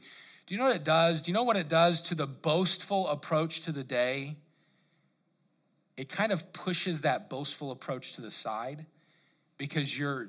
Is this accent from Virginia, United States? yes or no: no; Colorado, United States; I grew up there in Colorado, and I remember we used to go, they call it spelunking